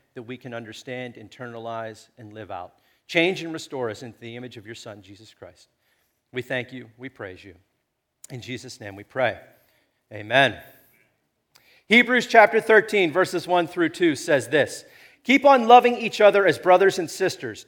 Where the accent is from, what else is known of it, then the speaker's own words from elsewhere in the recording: Chicora, Pennsylvania, United States; I come from Shakora